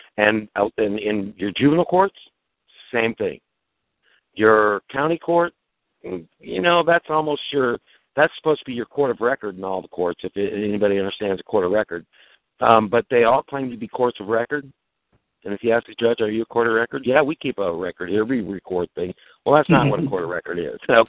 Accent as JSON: {"language": "English", "region": "Nebraska", "country": "United States", "said": "I'm from Nebraska"}